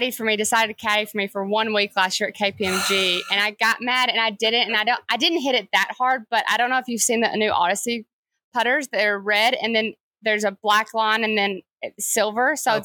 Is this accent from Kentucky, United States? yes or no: yes; Kentucky, United States; moved away; also born or lived in Alabama; We grew up in Kentucky, went to Alabama.